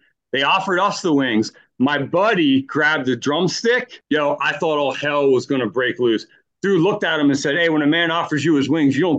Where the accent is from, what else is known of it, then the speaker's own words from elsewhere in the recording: Quakertown, Pennsylvania, United States; moved away as an adult; also born or lived in Sellersville; now in California, United States; Yeah, got Grandview Hospital, March 78. And then I grew up in Quakertown. I grew up in a 200-year-old one-room schoolhouse that was heated by a wood stove. I think my parents bought it in 74.